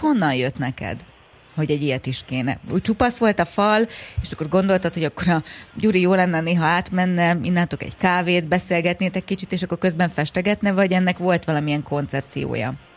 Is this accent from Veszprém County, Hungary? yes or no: no; Érd, Pest, Hungary